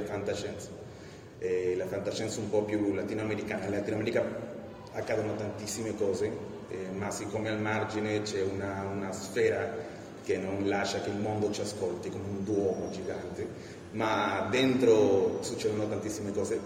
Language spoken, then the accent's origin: Italian; Peru; born or raised there; Italian is a second language; now in Italy